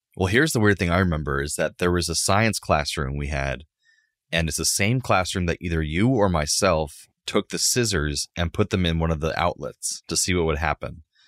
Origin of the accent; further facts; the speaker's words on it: Central Florida, United States; Growing up in Central Florida in the nineteen nineties